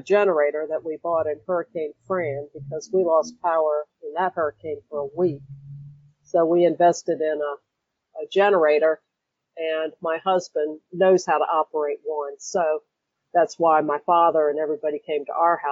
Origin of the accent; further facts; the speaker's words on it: North Carolina, United States; I'm from North Carolina, and I've been through a lot of hurricanes